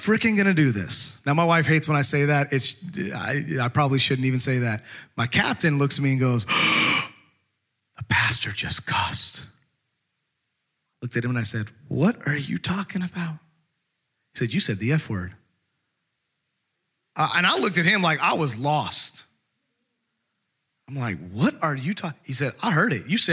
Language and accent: English; Texas, United States; growing up in Texas, we had you could call it a ranch